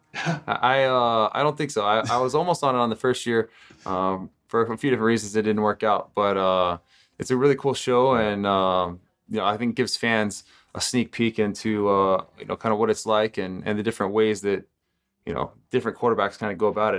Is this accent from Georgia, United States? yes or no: no; Texas, United States; I grew up in Texas